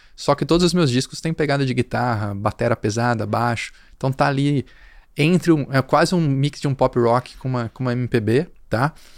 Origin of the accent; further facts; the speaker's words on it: Limeira, São Paulo, Brazil; moved away as an adult; also born or lived in São José do Rio Preto / Campinas; now in São Paulo, Brazil; sou do interior de São Paulo, de Limeira